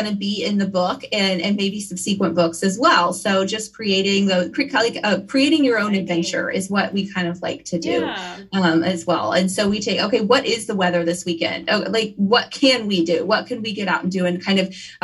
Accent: Kansas, United States; also born or lived in Wichita, Kansas; I'm from Kansas. I live in Wichita. These are my lakes

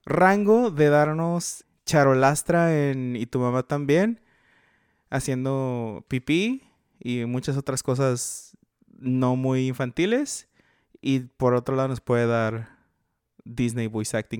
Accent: northern Mexico, Mexico; nosotros somos norteños

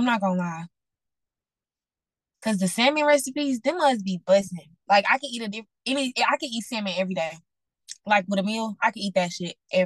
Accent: Dallas, Texas, United States; I'm from Dallas, Texas

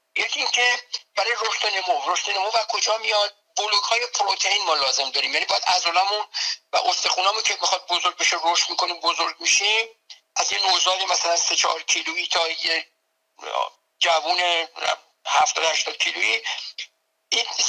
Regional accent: Tehran, Tehran Province, Iran; moved away as an adult; now in United States; من به قول خودمون بچه تهرانم یعنی در تهران در جنوب شهر تهران

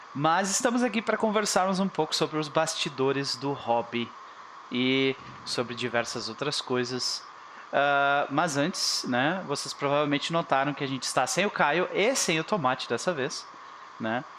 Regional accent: Rio Grande do Sul, Brazil; eu sou gaúcho

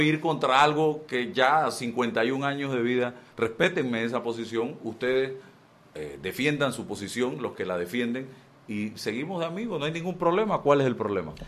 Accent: Chitré, Herrera, Panama; moved away as an adult; yo vengo de Chitré, de un hogar, papá, mamá

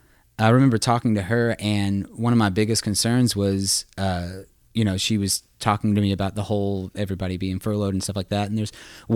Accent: the South, United States; I grew up in the South. My dad was a contractor, my uncle and electrician and all that.

